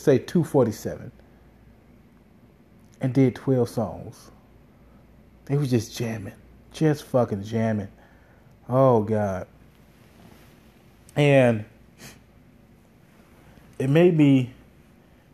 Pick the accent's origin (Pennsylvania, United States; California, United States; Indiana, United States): Indiana, United States; Gary; I grew up in Gary, Indiana